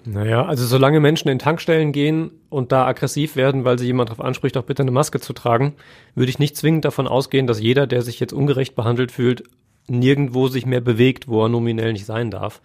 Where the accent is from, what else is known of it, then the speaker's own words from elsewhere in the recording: Siegerland, North Rhine-Westphalia, Germany; ich komme ja aus dem Siegerland